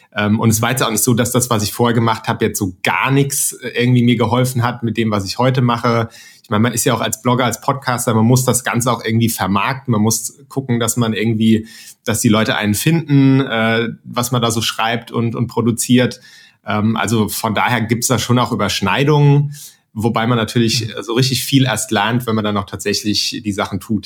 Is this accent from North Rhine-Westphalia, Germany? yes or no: no; Mainz, Rhineland-Palatinate, Germany; moved away as an adult; now in Frankfurt, Germany; ich komme aus Mainz ursprünglich